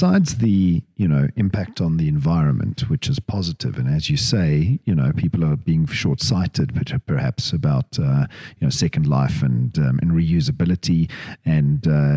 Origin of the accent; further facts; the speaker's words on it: Cape Town, Western Cape, South Africa; I grew up in Cape Town